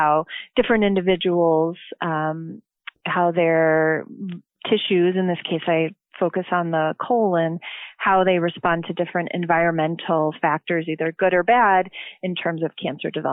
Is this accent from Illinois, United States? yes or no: yes; Chicagoland area, Illinois, United States; I'm originally from the Chicagoland area, northern suburb